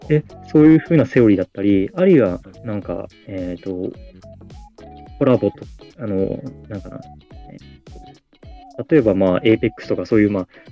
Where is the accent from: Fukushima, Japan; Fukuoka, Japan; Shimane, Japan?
Fukuoka, Japan; born or raised there